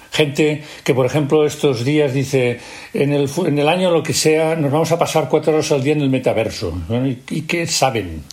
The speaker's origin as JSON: {"language": "Spanish", "region": "Catalonia", "country": "Spain", "said": "en Cataluña estábamos desorientados"}